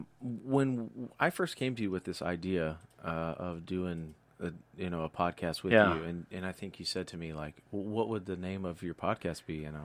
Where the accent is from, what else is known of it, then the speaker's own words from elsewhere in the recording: Tennessee, United States; now in Pacific Northwest, United States; Tennessee native here, man.